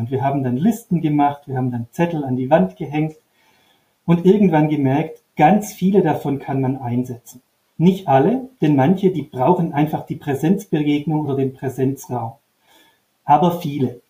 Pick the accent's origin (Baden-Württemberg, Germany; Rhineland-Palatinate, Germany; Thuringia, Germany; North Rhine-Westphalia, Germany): Baden-Württemberg, Germany; Upper Swabia; Ich bin an einer Modellschule in Oberschwaben aufgewachsen, mit Blick auf den Bodensee